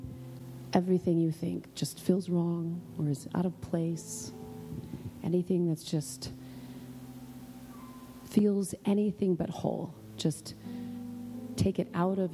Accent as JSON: {"language": "English", "region": "Oklahoma", "country": "United States", "also_born_or_lived": "Los Angeles, California", "moved": "as an adult", "said": "I'm from Oklahoma"}